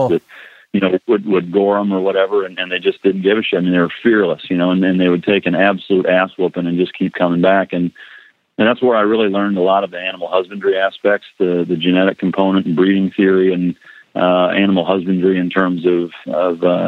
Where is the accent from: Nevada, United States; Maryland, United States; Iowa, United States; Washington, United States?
Iowa, United States; moved away; growing up in Iowa